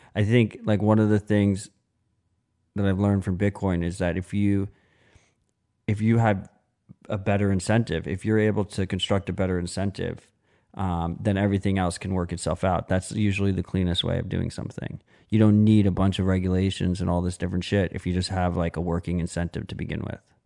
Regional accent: United States; as an American

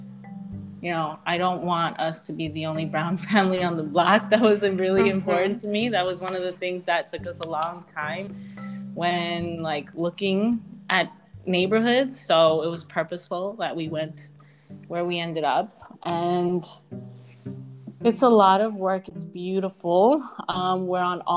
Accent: New York City, New York, United States; moved away as an adult; now in Rockland County, United States; I grew up in Jackson Heights

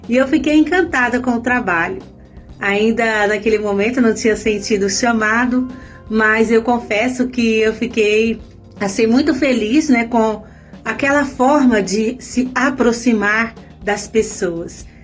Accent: Minas Gerais, Brazil; moved away; sou natural de Minas.

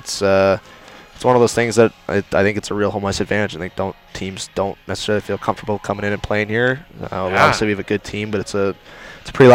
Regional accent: Kingston, Ontario, Canada; now in Newfoundland, Canada; We had a decent amount of snow growing up in Kingston

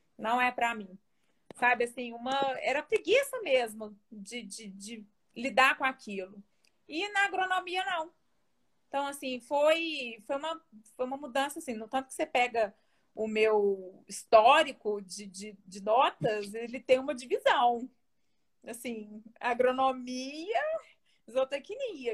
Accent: Belo Horizonte, Minas Gerais, Brazil; also born or lived in Diamantina / Lavras; Eu sou de Belo Horizonte, nasci em Belo Horizonte, cresci em Belo Horizonte e saí de lá para estudar.

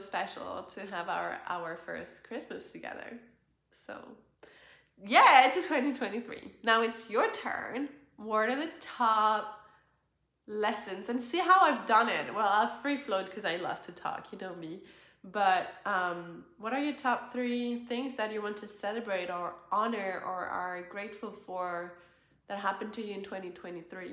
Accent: France; moved away as an adult; France, where I was born

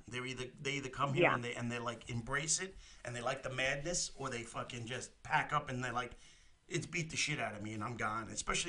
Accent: New York, United States; I grew up in New York, but I moved out. I've lived up here now. I'm like in upstate New York, about 25 minutes from the city. I love it up here.

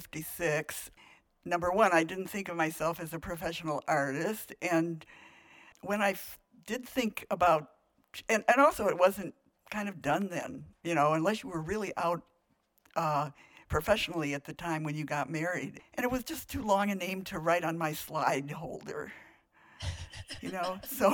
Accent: Joliet, Illinois, United States; in Joliet, Illinois, in 1935.

